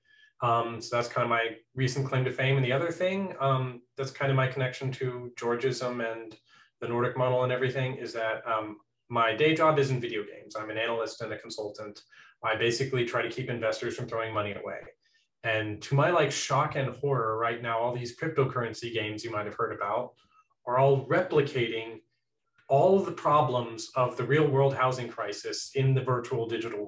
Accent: Texas, United States; also born or lived in Norway; I'm a Norwegian citizen who was born and raised in Texas

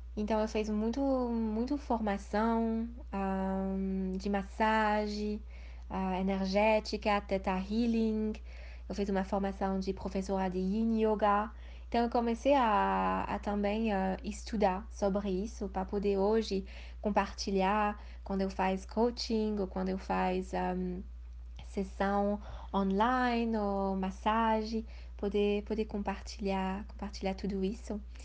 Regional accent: Switzerland; moved away as an adult; also born or lived in India; Eu nasci na Suíça, fui criada na Suíça

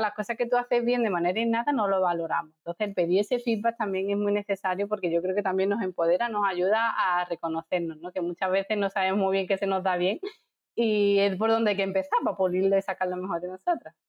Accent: Seville, Andalusia, Spain; moved away as an adult; also born or lived in Dublin, Ireland / Jerez, Spain / Madrid, Spain / Santiago, Chile; yo eh, soy de Sevilla, pero viví en Dublín, luego en Jerez, luego me fui a Madrid, luego a Santiago de Chile, volví a Sevilla

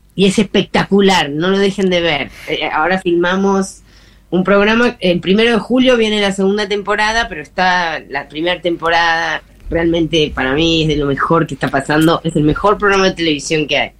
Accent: Buenos Aires, Argentina; moved away as an adult; now in Salta, Argentina; yo soy porteña

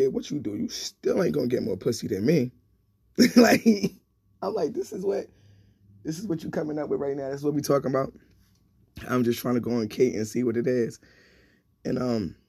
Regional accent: New York City, New York, United States; I grew up in Flatbush

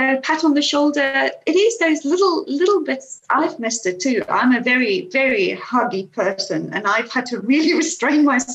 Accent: South Africa; moved away as an adult; now in United Kingdom; I was born in South Africa and went to school there, went to university, and I was in my early 20s when we came to the UK.

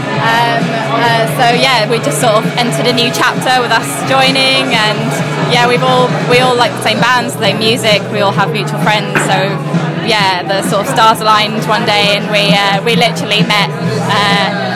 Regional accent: London, United Kingdom; moved away; I am, yes, personally, but I've left and come back.

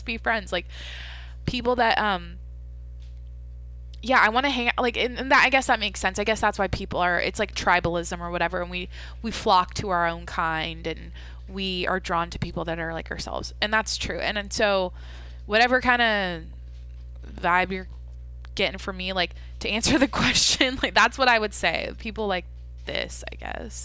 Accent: Skagit Valley, Washington, United States; My hometown is famous for the Skagit Valley Tulip Festival

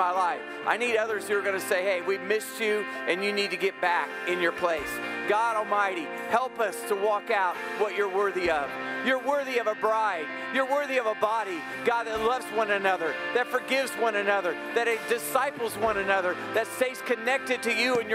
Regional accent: United States; I'm an American

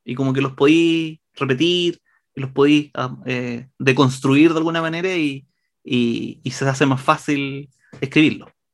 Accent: Santiago, Santiago Metropolitan Region, Chile; mis papás son de Los Ángeles, yo, yo nací en Santiago

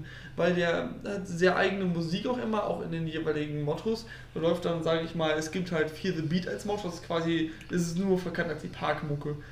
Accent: Osnabrück, Lower Saxony, Germany; ich komme aus Osnabrück

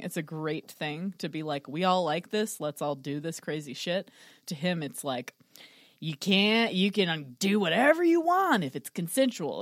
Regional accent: Texas, United States; born or raised there

